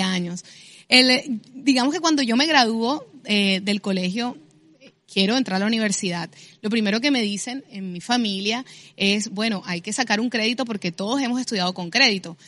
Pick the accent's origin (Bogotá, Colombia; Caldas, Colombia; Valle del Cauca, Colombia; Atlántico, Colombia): Atlántico, Colombia; Barranquilla